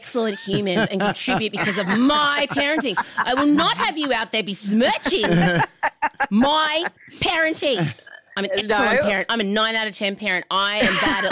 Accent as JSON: {"language": "English", "country": "Australia", "said": "we're Australian"}